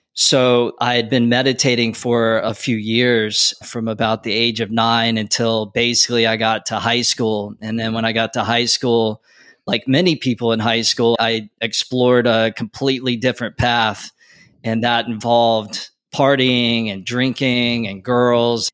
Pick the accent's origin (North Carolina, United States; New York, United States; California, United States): North Carolina, United States; moved away as an adult; also born or lived in Wilmington, North Carolina; now in Los Angeles, United States; Growing up in North Carolina, eventually I went to school